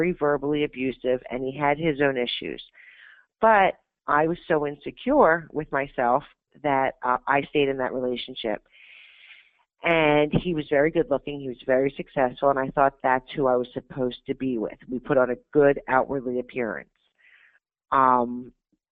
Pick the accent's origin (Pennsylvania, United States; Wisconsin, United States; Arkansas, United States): Pennsylvania, United States; also born or lived in Florida; when I was about a year old, my mother divorced my biological father to move to Pennsylvania to be with her parents